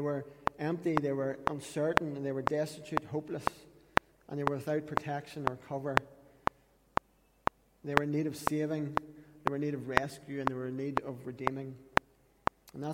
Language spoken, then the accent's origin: English; Katesbridge, Northern Ireland, United Kingdom; That's literally where we're from.